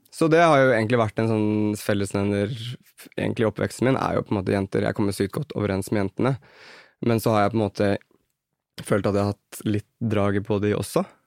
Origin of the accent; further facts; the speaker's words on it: Kolbotn, Akershus, Norway; Vi dannet en dansegruppe på Kolbotn, der jeg er fra.